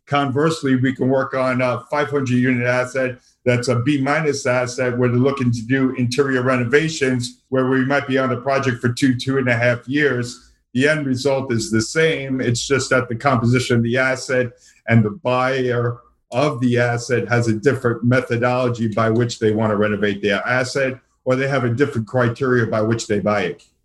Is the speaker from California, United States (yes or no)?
no; New York City, New York, United States; accent: Brooklyn; moved away as an adult; also born or lived in Boston; now in Florida, United States; I still cannot lose my uh, Brooklyn accent. I was originally born and raised in the uh, New York City area, uh, born in Brooklyn, subsequently moved to uh, Queens